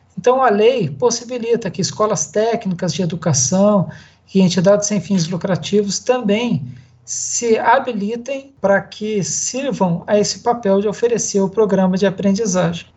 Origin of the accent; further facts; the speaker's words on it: Vale do Paraíba, São Paulo, Brazil; moved away as an adult; also born or lived in Araçatuba; Hoje, hoje eu estou de volta ao Vale do Paraíba, que é minha terra Natal